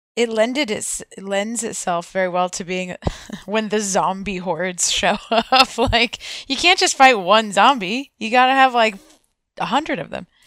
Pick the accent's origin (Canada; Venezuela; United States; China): United States; I am from the United States